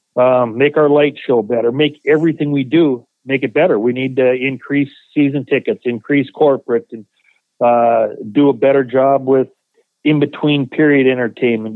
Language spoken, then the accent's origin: English; Minot, North Dakota, United States; moved away; my hometown in Minot, North Dakota